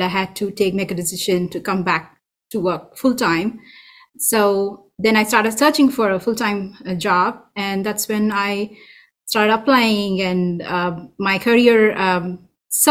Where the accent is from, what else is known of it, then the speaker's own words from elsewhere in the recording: India; moved away as an adult; now in Folsom, United States; I'm from India